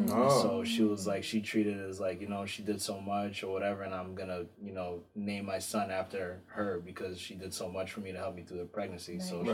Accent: Botswana; born there; But I'm, you know, through my bloodline, I'm Angolan, but I was born in Botswana.

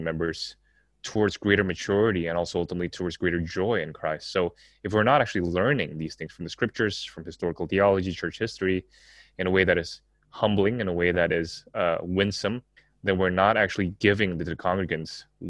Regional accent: Jakarta, Indonesia; also born or lived in Singapore; Just thinking about my own Asian context and growing up in Jakarta, Singapore, and also knowing some of the church backgrounds here and the seminaries here

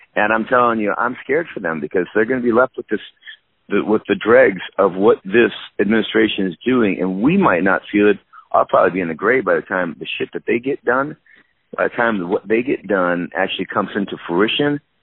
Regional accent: Minnesota, United States; born or raised there; also born or lived in San Diego, California / West Palm Beach, Florida

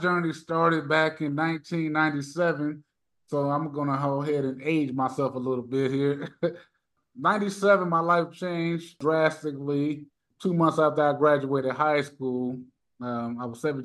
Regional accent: Merrillville, Indiana, United States; So I'm from Northwest Indiana, everybody. I'm from Maryville, Gary area

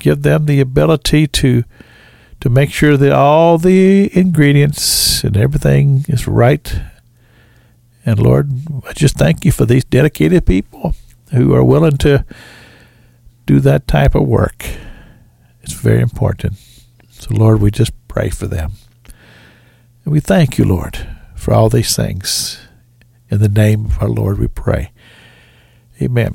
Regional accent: Sunrise, Kentucky, United States; the little school I grew up in Sunrise, Kentucky

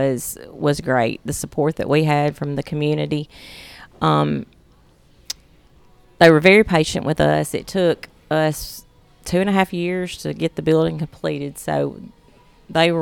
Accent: Russellville, Alabama, United States; we, my husband and I both were born and raised in Franklin County. I'm from Russellville, Alabama.

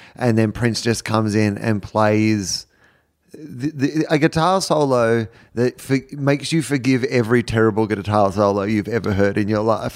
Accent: Australia; being Australian

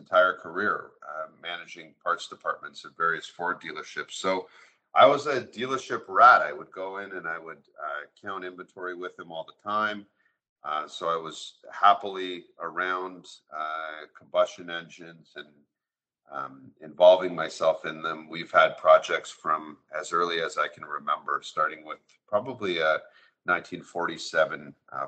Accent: Toronto, Ontario, Canada; I am born and raised in Toronto

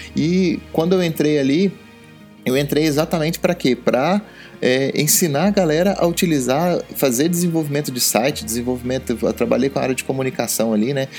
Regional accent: Goiás, Brazil; also born or lived in Jataí, Goiás / Rio Verde, Goiás / Formosa, Goiás; eu nasci em Jataí, depois isso aconteceu em Rio Verde e eu depois eu mudei para Formosa

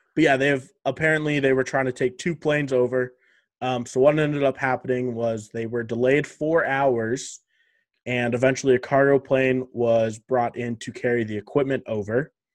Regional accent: Canada; being Canadian

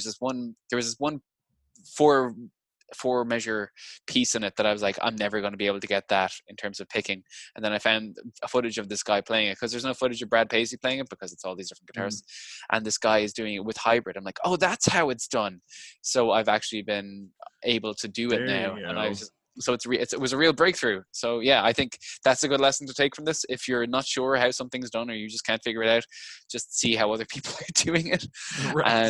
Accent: Ireland; growing up in Ireland in the 90s

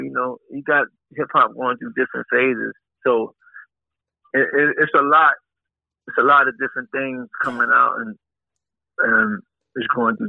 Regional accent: Bronx, New York, United States; when, you know, I came from the Bronx, me and Dad, we had people roll with us. We had our whole projects roll with us to a show

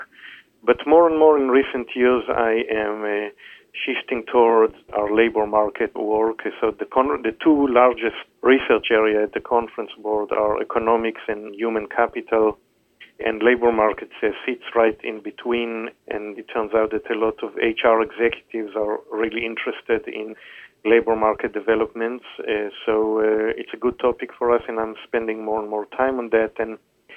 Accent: Israel; moved away as an adult; also born or lived in Tel Aviv / Princeton; now in United States; I was born and raised in Israel

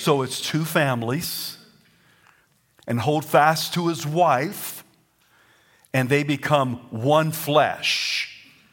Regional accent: the South, Southern United States, United States; accent: Southern; My first language is Southern

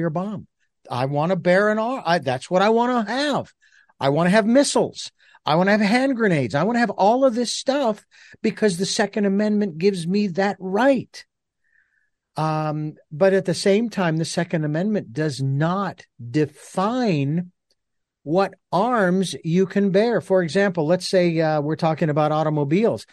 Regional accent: Phoenix, Arizona, United States; moved away; I'm originally from Phoenix

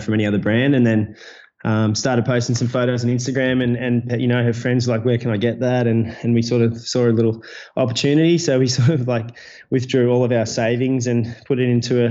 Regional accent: Gold Coast, Queensland, Australia; moved away as an adult; also born or lived in Bali; So I grew up on the Gold Coast in Australia

